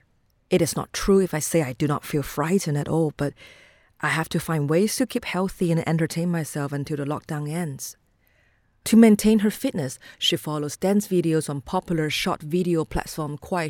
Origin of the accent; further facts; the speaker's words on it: Wuhan, Hubei, China; moved away as an adult; now in Shenzhen, China; my hometown Wuhan